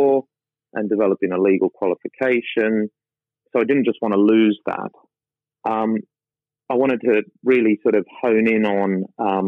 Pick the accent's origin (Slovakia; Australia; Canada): Australia; Sydney, New South Wales; moved away as an adult; also born or lived in London; I spent my entire life growing up in the Rockdale, Cogra, Brighton Leigh Sands area of Sydney